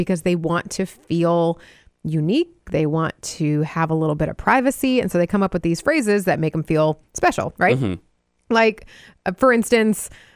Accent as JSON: {"language": "English", "region": "Wisconsin", "country": "United States", "tie": "born or raised there", "said": "my home state of Wisconsin"}